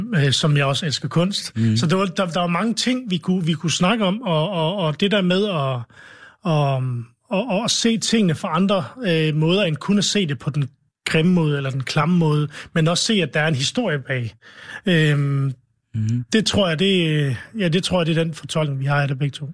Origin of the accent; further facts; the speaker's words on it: Vestløs, North Denmark Region, Denmark; also born or lived in Lebanon; min barndomsby Vestløs